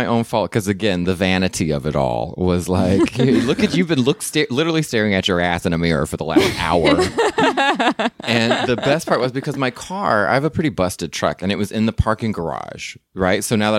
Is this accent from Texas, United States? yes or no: yes; North Texas, United States; now in Los Angeles area, United States; I grew up in North Texas